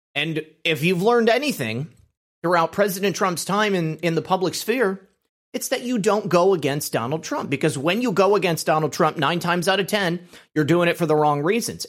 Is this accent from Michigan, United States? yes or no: yes; Michigan, United States; moved away as an adult; I'm from Michigan